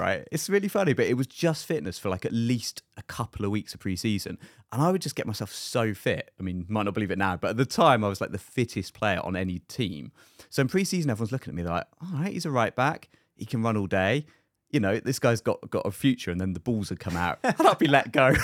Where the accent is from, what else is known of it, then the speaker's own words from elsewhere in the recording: United Kingdom; moved away; being the British guy